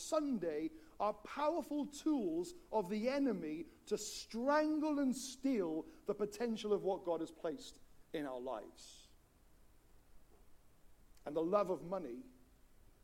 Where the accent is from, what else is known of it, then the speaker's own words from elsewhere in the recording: Wales, United Kingdom; When I grew up in Wales